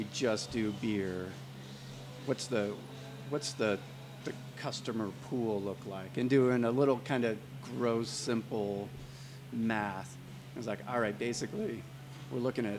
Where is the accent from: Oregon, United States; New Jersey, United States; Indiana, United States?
Oregon, United States; Portland; now in Denver, United States; we grew up in Portland, Oregon